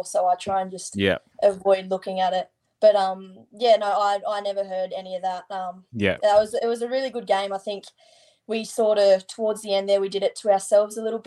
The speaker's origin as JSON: {"language": "English", "town": "Leeton", "region": "New South Wales", "country": "Australia", "moved": "as an adult", "lives_now": "Sydney, Australia", "said": "Leeton. I'm 55 k's from Griffith."}